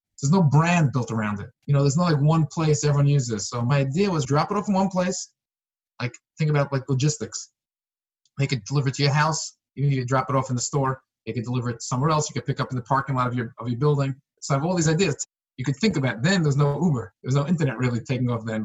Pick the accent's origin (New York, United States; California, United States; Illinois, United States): New York, United States; New York City; I was born in Brooklyn, New York